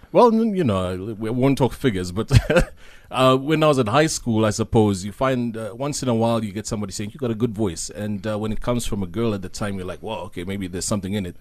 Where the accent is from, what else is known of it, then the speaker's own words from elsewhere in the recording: Zambia; now in South Africa; Zambi, I grew up during the era of, uh, Doctor Kenneth Kaunda when he was the president